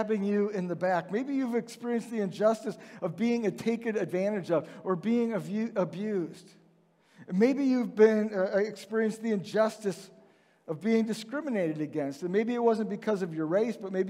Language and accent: English; Chicago, Illinois, United States; moved away; I grew up outside Chicago